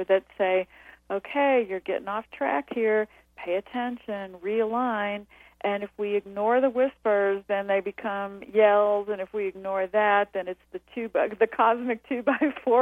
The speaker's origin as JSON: {"language": "English", "region": "the South", "country": "United States", "tie": "born or raised there", "moved": "yes", "said": "I grew up in the South in the 50s"}